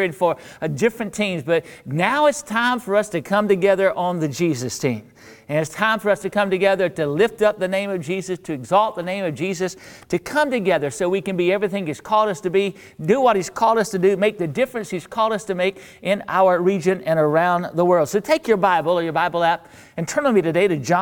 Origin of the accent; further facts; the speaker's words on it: North Central Florida, United States; now in New Orleans, United States; I grew up in North Central Florida